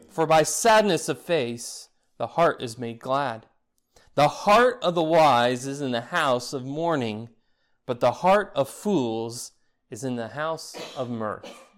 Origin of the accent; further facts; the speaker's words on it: Florida, United States; growing up in Florida